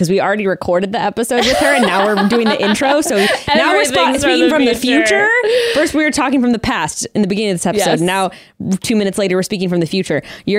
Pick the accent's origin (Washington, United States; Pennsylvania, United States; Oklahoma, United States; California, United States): California, United States; we were both born and raised in California.